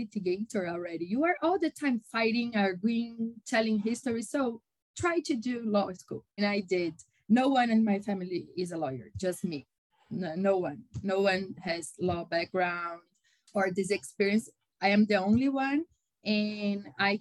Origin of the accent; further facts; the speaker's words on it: São Paulo, Brazil; I am a Brazilian. I was born in São Paulo and lived my entire life here in São Paulo City.